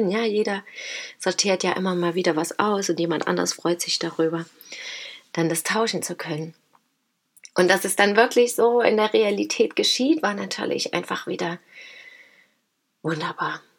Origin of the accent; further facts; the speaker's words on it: Dresden, Saxony, Germany; Und ich komme aus Großschirmern, aus Dresden und wir treffen uns da, ja.